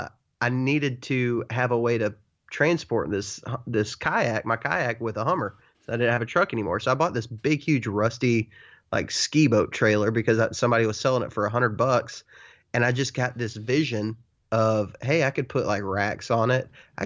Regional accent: Texas, United States; I grew up in West Texas where it's such a different, it's just a different game.

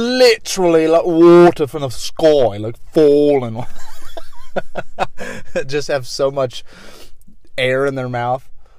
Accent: United Kingdom; It's kind of hard to say as a British person.

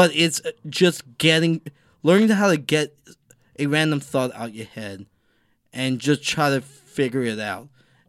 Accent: the South, United States; Yeah, and I'm from the South

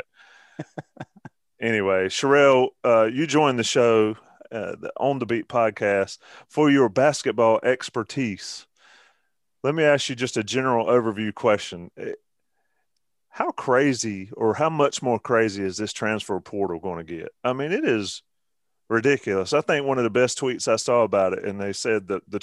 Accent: Johnston County, North Carolina, United States; we had a store back in my hometown named Woodall's

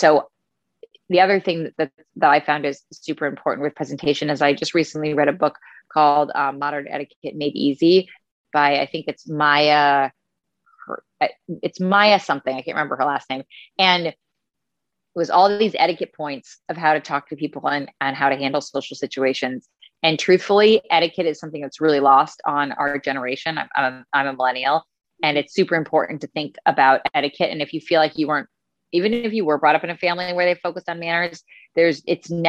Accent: Westchester, New York, United States; also born or lived in Italy; now in New York City, United States; I am from Westchester

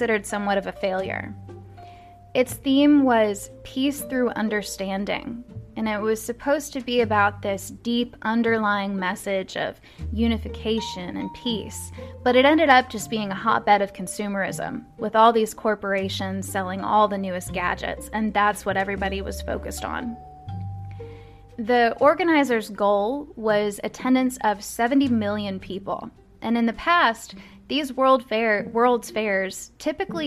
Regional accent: Louisville, Kentucky, United States; my hometown

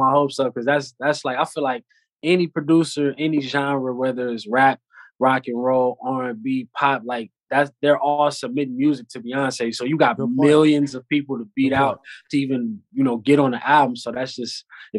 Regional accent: California, United States; It was solid growing up out here

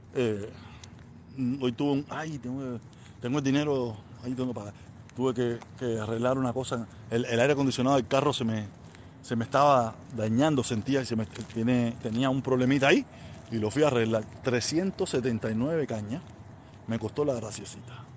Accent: Havana, Cuba; moved away as an adult; now in United States; Yo soy de La Habana. Yo soy de Vedado. Nací en maternidad de línea. Y me crié en Calzada en Terijota, me crié en Santo Suárez

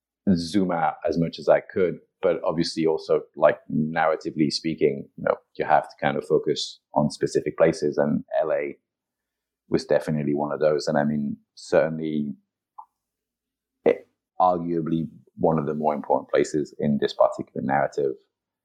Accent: France; also born or lived in Italy / England / Japan; I was born and raised in Europe, in France and in Italy. I went to university in England. I lived in England for a while. Then I lived in Japan for a while. Then moved back to Europe.

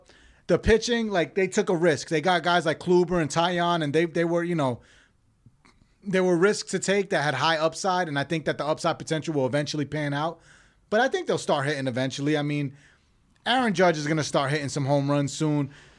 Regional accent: United States; Like, look, I'm American. Obviously, I was born and raised in America, but like

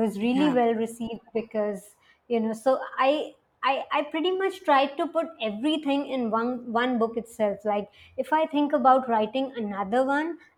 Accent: India; I grew up in a small town in India.

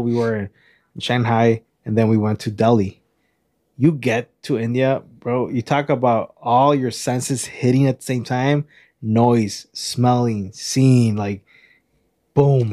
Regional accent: Mexico; we're from Mexico

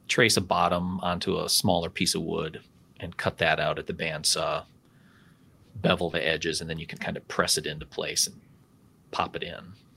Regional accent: Wisconsin, United States; I'm from Wisconsin, so I can tolerate some cold

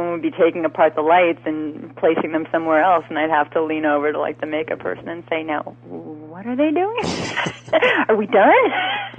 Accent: New York, United States; I'm also from New York

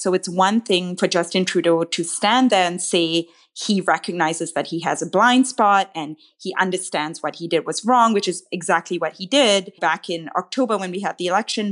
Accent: Malaysia; now in Canada; I didn't grow up here, I grew up in Malaysia

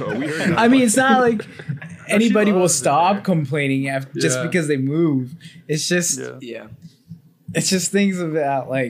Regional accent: Austin, Texas, United States; I'm from Austin

